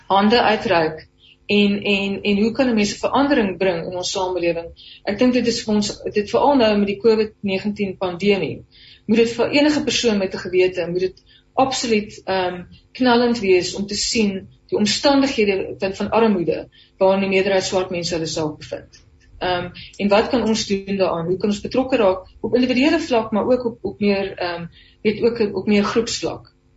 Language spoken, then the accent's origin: Afrikaans; South Africa; Ons as Afrikaners